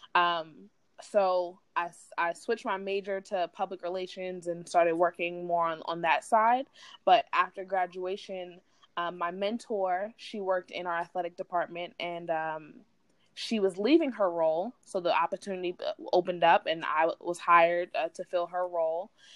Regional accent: New York City, New York, United States; moved away as an adult; also born or lived in Philadelphia, Pennsylvania; I'm a New York City native

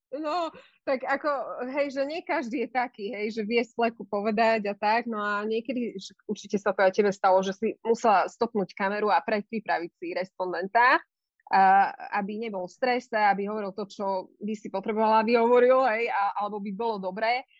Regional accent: eastern Slovakia, Slovakia; moved away; ja som z východného Slovenska a v tom čase aj moji rodičia žili na východe

